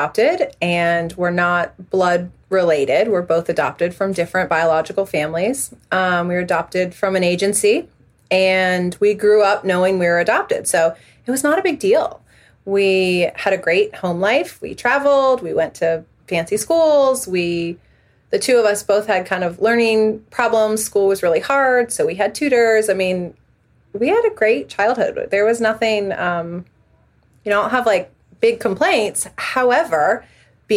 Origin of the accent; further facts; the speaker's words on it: Northern Virginia, United States; I grew up in Northern Virginia, which is where I am still raising my family now